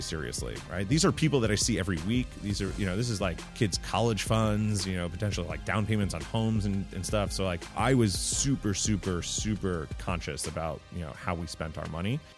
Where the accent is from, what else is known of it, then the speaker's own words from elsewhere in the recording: New York, United States; So I grew up in New York, uh, just outside of the city